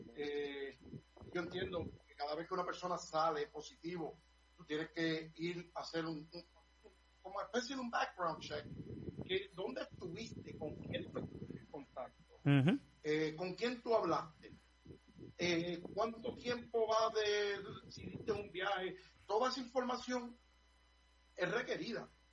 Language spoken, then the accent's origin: Spanish; Puerto Rico; soy boricua